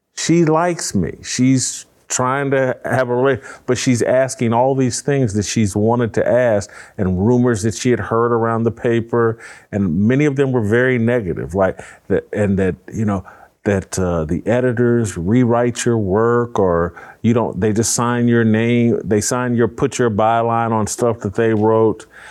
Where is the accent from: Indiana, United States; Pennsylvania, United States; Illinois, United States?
Indiana, United States; Indianapolis; I'm from Warren Central High School, east side of Indianapolis.